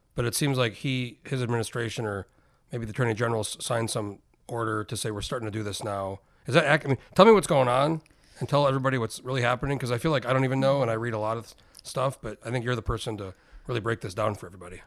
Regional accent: New Mexico, United States; moved away as an adult; I grew up in New Mexico

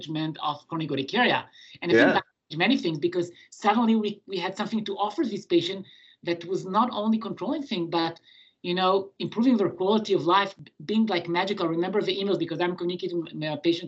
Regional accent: Israel; moved away as an adult; now in Montreal, Canada; I was born in Israel, and I did my pediatric and general medicine training in Israel

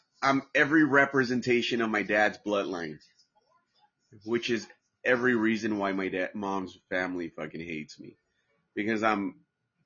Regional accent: Santa Ana, California, United States; now in Palm Springs, United States; I grew up in Orange County, birthplace Orange County, What's up to all my people of OC, Orange, Santa Ana, all my Santa Ana boys, because that's where I grew up

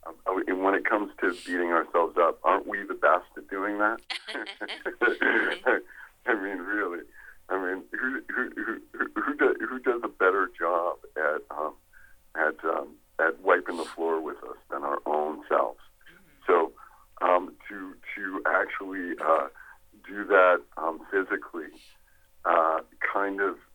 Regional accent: Canada; I'm originally from Canada

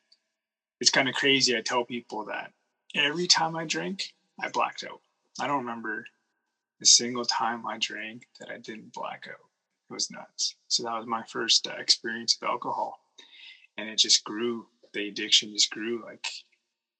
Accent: Kootenays, British Columbia, Canada; also born or lived in Okanagan, British Columbia; we moved from the Kootenays to the Okanagans

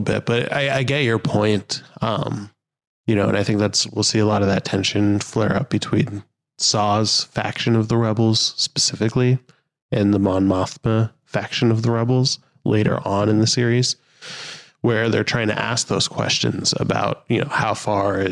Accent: United States; I'm American

